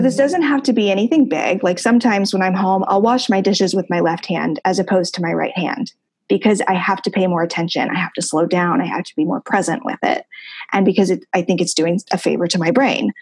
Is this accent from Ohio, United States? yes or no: yes; Ohio, United States; moved away as an adult; living in my hometown